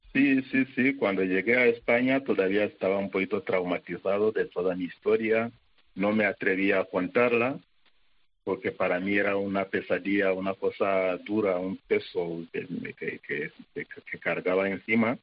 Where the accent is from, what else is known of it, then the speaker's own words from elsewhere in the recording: Rwanda; moved away as an adult; also born or lived in Zaire; yo tenía un concepto de sacerdote, de vida, todo en rosas, porque estaba en mi país